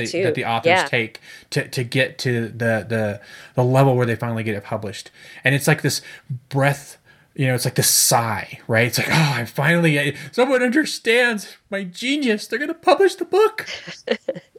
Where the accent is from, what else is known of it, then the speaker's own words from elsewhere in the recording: Fresno, California, United States; also born or lived in Chicago; I grew up in Fresno